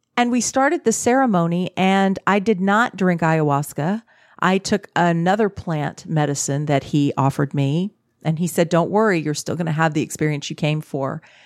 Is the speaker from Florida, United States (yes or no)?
no; Texas, United States; I grew up in Texas I was raised in a very Christian setting